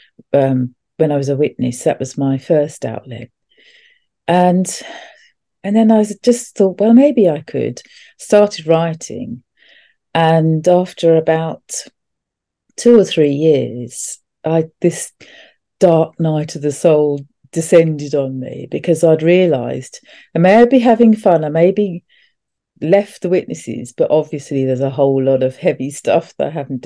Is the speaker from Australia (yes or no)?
no; England, United Kingdom; moved away as an adult; also born or lived in Europe / London; But when I left, I came back to England